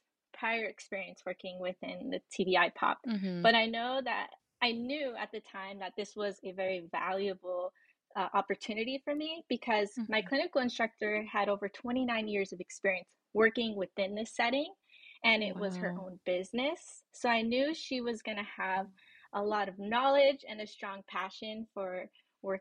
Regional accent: Victorville, California, United States; moved away as an adult; also born or lived in San Marcos, California; now in Los Angeles, United States; I'm originally from Victorville, California

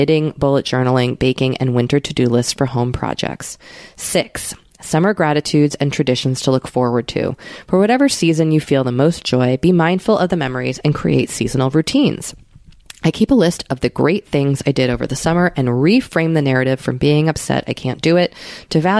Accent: Massachusetts, United States; moved away; also born or lived in Maine; growing up in Massachusetts and going to school in Maine

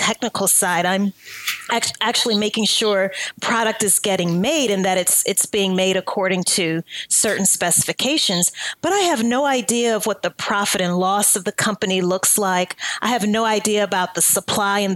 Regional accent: Louisiana, United States; moved away as an adult; also born or lived in New Orleans, Louisiana; I'm from Louisiana

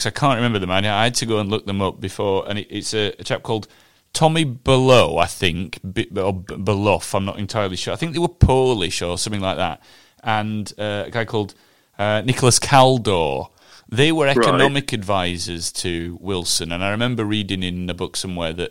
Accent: Huddersfield, Yorkshire and the Humber, United Kingdom; Huddersfield, which is my hometown

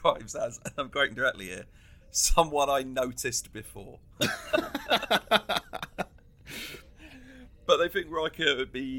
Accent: United Kingdom; I grew up just outside of London

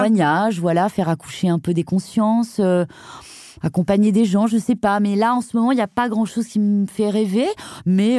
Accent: Brittany, France; je suis bretonne

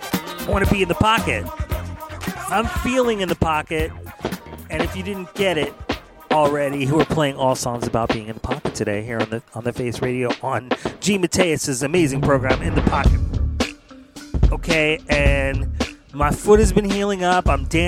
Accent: Philadelphia, Pennsylvania, United States; now in Santa Monica, United States; Philly in the house with Rock the Spot. I believe Rock the Spot's from Philly. That's my hometown.

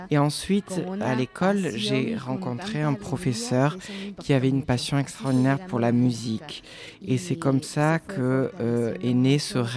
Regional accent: San Juan Comalapa, Chimaltenango, Guatemala; je suis Maya Kachikel. je suis originaire de San Juan Comalapa.

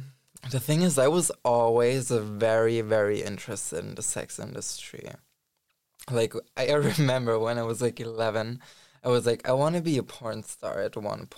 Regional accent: Germany; now in Berlin, Germany; I grew up in Germany. But not exactly in Berlin. But yeah, I came to Berlin like 2.5 years ago now.

